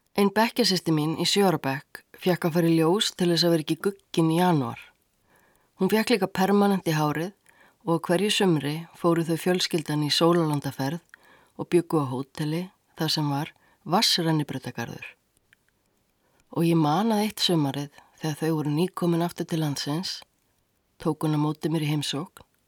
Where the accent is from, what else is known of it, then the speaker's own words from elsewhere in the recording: Reykjavík, Capital Region, Iceland; Ég ólst upp í Eurabriðaldi á nýjunda áratug.